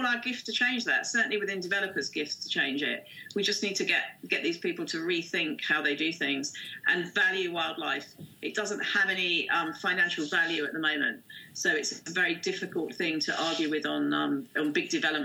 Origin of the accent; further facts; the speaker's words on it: Windlesham, South East England, United Kingdom; I grew up as a child in this area. I was born in Windlesham.